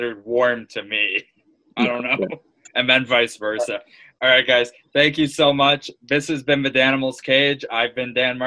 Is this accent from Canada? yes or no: yes; Canada; I'm Canadian